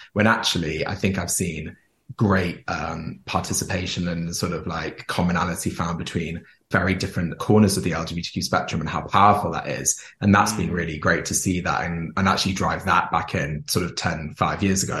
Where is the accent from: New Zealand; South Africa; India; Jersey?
Jersey; I grew up in Jersey. So Jersey is a small island near France